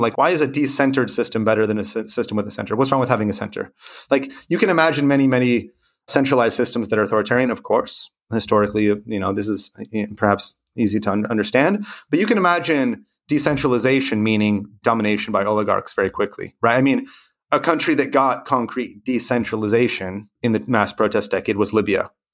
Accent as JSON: {"language": "English", "region": "California", "country": "United States", "said": "I'm from California"}